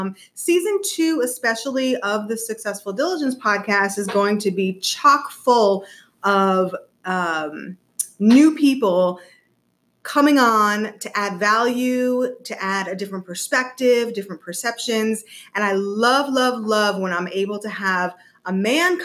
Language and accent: English; East Coast, United States; moved away; I'm originally from the East Coast